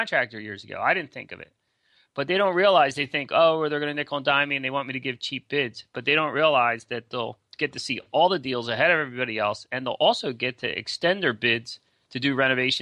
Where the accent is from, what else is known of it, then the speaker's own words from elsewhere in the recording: Philadelphia, Pennsylvania, United States; I'm from Philly